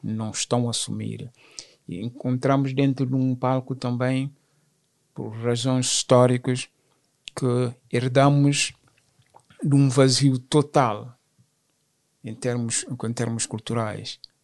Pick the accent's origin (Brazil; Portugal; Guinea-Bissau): Guinea-Bissau; now in France; Sou francês, sou guinense, sim, sou guinense e francês também, só porque já estou cá mais anos do que na própria, na, uhum. na própria Guiné